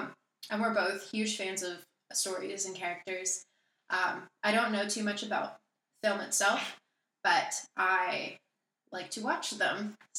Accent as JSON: {"language": "English", "town": "Charlotte", "region": "North Carolina", "country": "United States", "said": "I'm 23. I'm from Charlotte, North Carolina."}